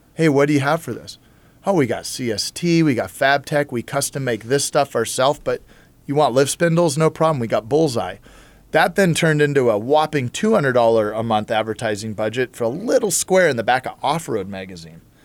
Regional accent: Huntington Beach, California, United States; growing up in Huntington Beach

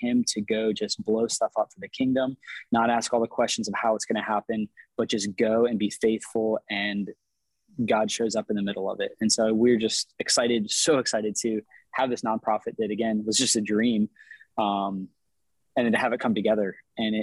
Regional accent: East Coast of Florida, United States; I grew up on the East Coast of Florida, moved over to the West Coast

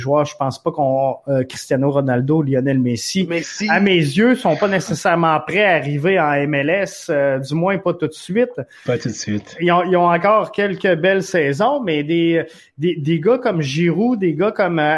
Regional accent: Montreal, Quebec, Canada; C'est sûr qu'on vient de Montréal, mais Thierry Henry est en avance.

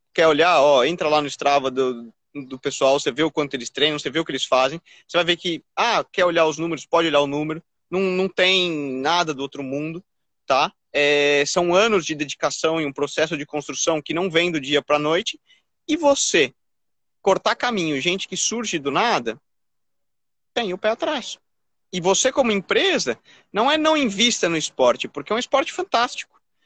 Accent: Brazil; eu com essa minha cara aqui de, de brasileiro nato

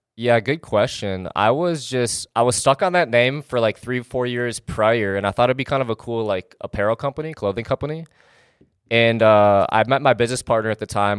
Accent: Wisconsin, United States; now in Los Angeles, United States; I basically grew up in Wisconsin

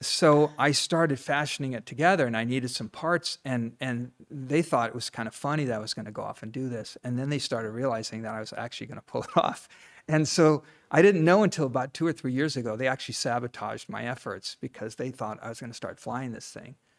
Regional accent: Ohio, United States; moved away; also born or lived in Los Angeles, California; I grew up in Ohio

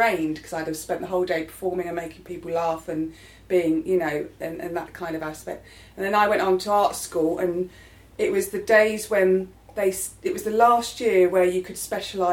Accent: London, United Kingdom; I grew up in Penge, not far from where I live now

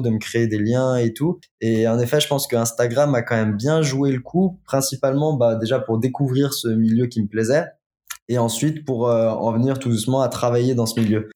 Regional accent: Lyon, Auvergne-Rhône-Alpes, France; Je suis lyonnais.

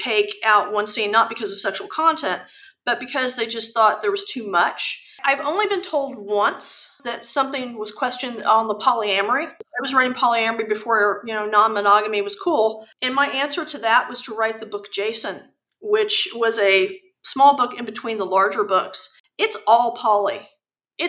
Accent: United States; I'm very American

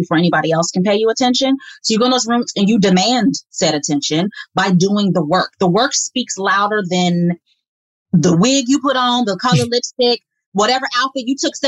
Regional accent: Midwest, United States; moved away as an adult; also born or lived in Washington, District of Columbia, United States; growing up in the Midwest

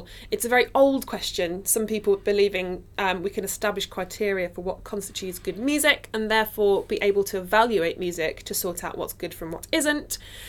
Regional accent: Nottingham, East Midlands, United Kingdom; So I'm from Nottingham, as we know, and the music scene there was so tiny.

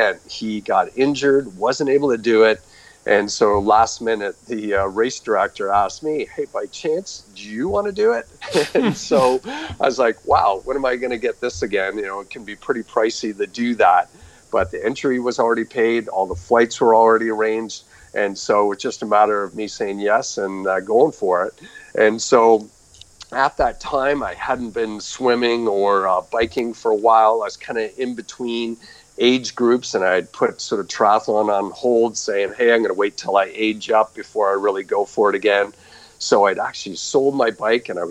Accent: just outside of Toronto, Ontario, Canada; moved away as an adult; also born or lived in Albuquerque, New Mexico, United States; I'm actually originally from Canada. I grew up just outside of Toronto

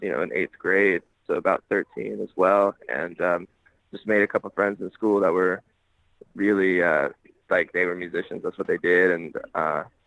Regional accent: Smyrna, Georgia, United States; moved away; also born or lived in Atlanta, Georgia; Born and raised Smyrna, Georgia.

